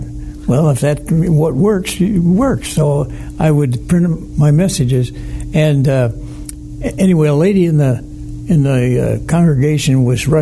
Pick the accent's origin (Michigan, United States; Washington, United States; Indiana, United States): Michigan, United States; Detroit; I grew up in Detroit